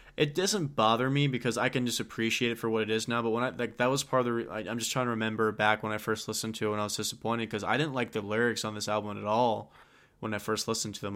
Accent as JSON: {"language": "English", "region": "Texas", "country": "United States", "said": "we're from Texas."}